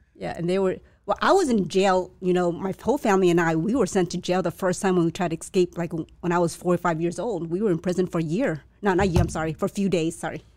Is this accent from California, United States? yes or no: yes; La Puente, California, United States; first language Chinese; English is a second language; also born or lived in Vietnam / San Gabriel / Alhambra; I was raised in La Puente, yeah, and then moved, that's where I did my el-, elementary school